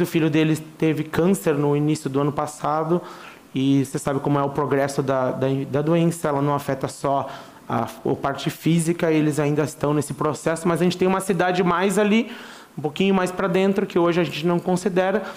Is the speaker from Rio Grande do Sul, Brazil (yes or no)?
yes; Rio Grande do Sul, Brazil; now in Uruguay; eu sou gaúcho